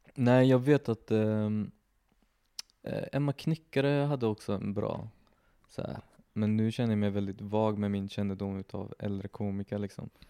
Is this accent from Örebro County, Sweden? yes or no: no; Gislaved, Jönköping County, Sweden; also born or lived in Värnamo; now in Gothenburg, Sweden; jag känner att Gislaved är mitt hem.